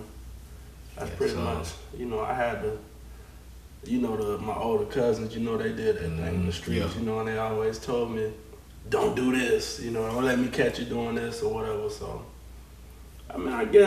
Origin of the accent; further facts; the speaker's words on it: Gainesville, Florida, United States; also born or lived in Orange Lake, Florida; I was born and raised in Gainesville